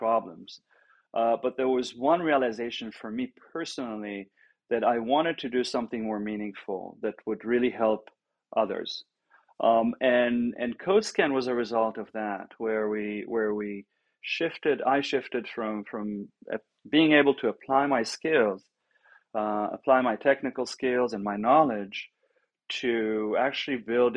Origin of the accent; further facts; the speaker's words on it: Israel; moved away; also born or lived in Europe; originally born and raised in Israel, ended up in Europe